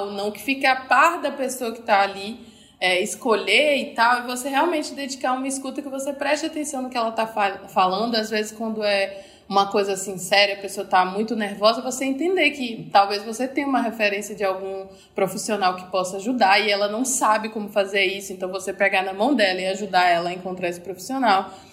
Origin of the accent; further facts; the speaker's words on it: Recife, Pernambuco, Brazil; moved away as an adult; also born or lived in Rio de Janeiro; eu sou de Recife, mas em 2015 eu mudei para o Rio de Janeiro, fiquei lá durante cinco anos